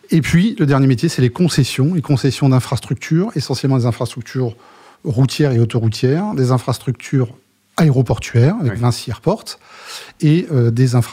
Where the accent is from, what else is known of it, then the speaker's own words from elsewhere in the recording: Germany; French is a second language; now in France; je suis effectivement le plus le plus français des Allemands. Bon, après je suis allemand. ouais Mais vivant depuis un certain nombre d'années en France.